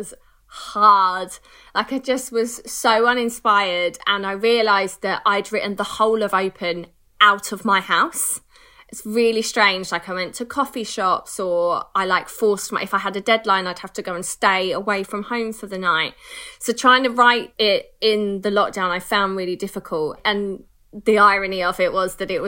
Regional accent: United Kingdom; We're so British

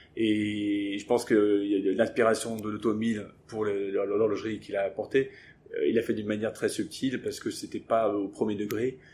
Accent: England, United Kingdom; moved away; j'ai grandi en Angleterre

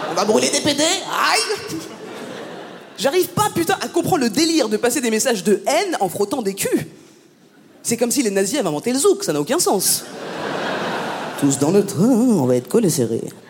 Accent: France; je suis née en France, j'ai grandi en France

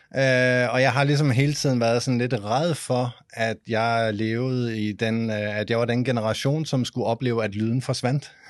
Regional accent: Denmark

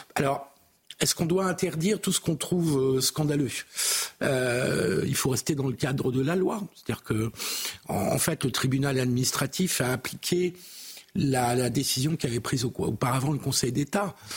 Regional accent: France; en tant que républicain laïque et en tant que français

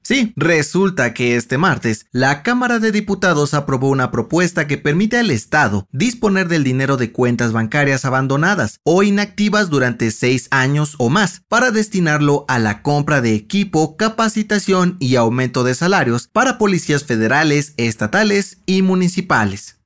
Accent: Mexico; Hay muchas cosas que nos identifican como mexicanos, pero una de las más peculiares es la cicatriz que tenemos

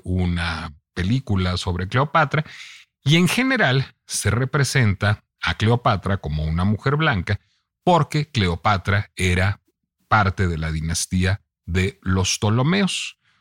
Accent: Mexico; tengo esa raíz venezolana, vivo en México, soy mexicano

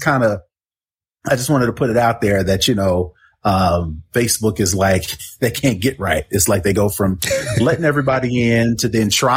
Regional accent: Indianapolis, Indiana, United States; I'm from Indianapolis.

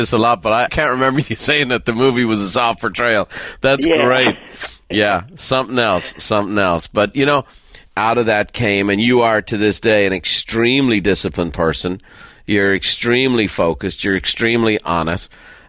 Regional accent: Ireland; I'm an Irishman. I'm from a little town.

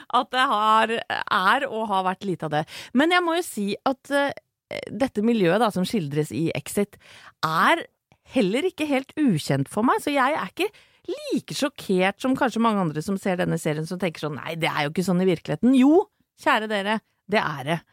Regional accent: Horten, Vestfold, Norway; det er jo der jeg er fra

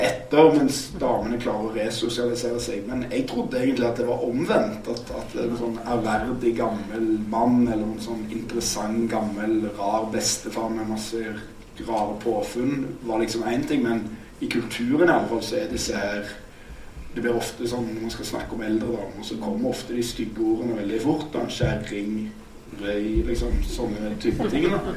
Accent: Stavanger, Rogaland, Norway; Beklager, jeg er fra Stavanger, det er ikke et uttrykk for min generasjon at jeg ikke klarer å si KJ-lyd. Eh, det er en geografisk feil.

